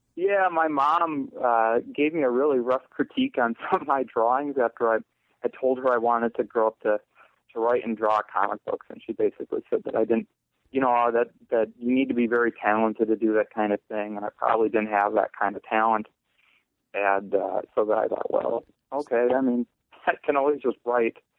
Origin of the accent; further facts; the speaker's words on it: Eau Claire, Wisconsin, United States; also born or lived in Chili, Wisconsin; now in Massachusetts, United States; Eau Claire, Wisconsin. I lived there my first 12 years